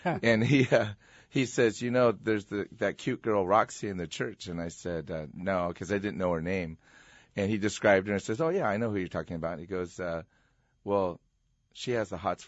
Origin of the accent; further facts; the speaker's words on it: Iwakuni, Yamaguchi, Japan; born there; Actually, I like to say I was made in Japan, like everything else in the 60s. My dad was stationed at Marine Corps Air Station Iwakuni.